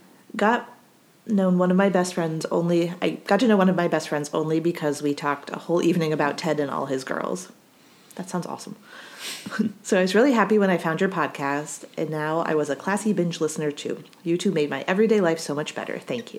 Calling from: Switzerland; English is a second language; matching to all the Nora episodes now, and I'm a listener from Switzerland. Sorry for grammar mistakes, etc. English is my second language.

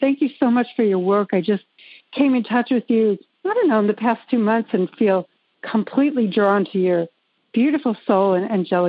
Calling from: North Carolina, United States; North Carolina, not too far from you.

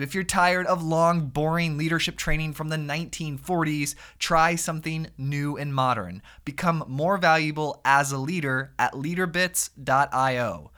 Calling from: Sarasota, Florida, United States; Like Tampa area, a little bit south of Tampa in a town called Sarasota.

